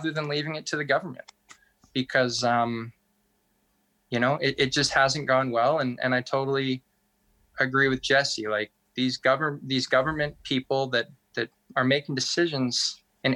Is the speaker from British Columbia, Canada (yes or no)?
yes; Tahltan Territory, British Columbia, Canada